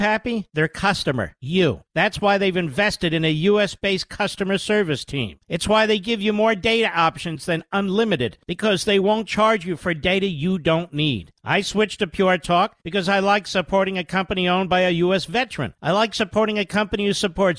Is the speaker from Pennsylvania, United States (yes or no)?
yes; Pennsylvania, United States; My home state of Pennsylvania